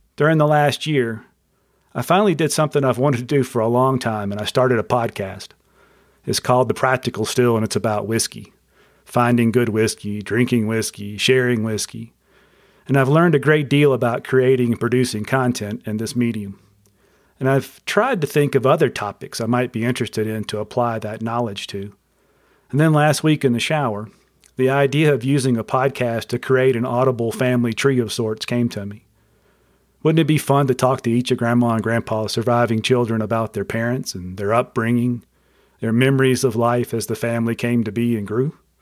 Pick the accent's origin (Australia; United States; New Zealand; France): United States; Mobile, Alabama; I was born on September twentieth, nineteen sixty-seven, in Mobile, Alabama